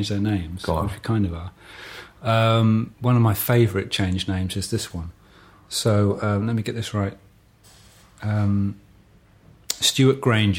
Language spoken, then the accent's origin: English; Banbury, South East England, United Kingdom; also born or lived in Adderbury; So I grew up in North Oxfordshire. I began life in a small village called Adderbury.